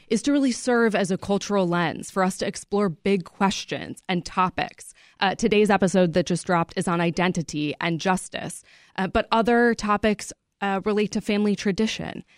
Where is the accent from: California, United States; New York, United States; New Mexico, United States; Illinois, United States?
Illinois, United States; Chicago suburbs; I grew up in the Chicago suburbs